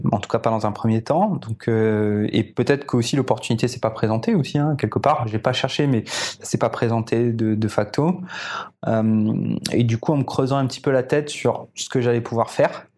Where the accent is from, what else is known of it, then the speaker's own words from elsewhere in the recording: Réunion; j'ai été élevé ici à La Réunion et j'ai tout fait jusqu'à ce que j'ai 20 ans